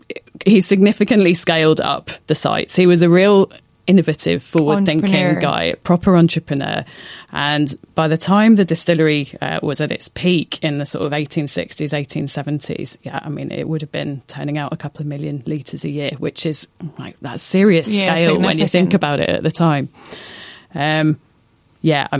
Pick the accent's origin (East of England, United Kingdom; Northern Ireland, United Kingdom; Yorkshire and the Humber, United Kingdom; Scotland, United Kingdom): Scotland, United Kingdom; Black Isle; moved away as an adult; now in Ireland; I'm from Scotland, so there's a lot of whiskey around where I live and where I grew up